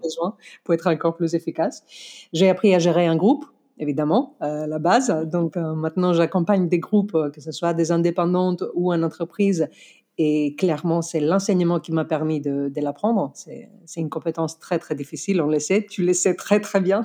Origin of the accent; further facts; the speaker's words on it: Greece; accent: Greek; French is a second language; moved away as an adult; now in France; je suis grec, je, même pas des origines grecques. Je suis vraiment grec. Je suis venue ici à mes 25 ans pour finir mes études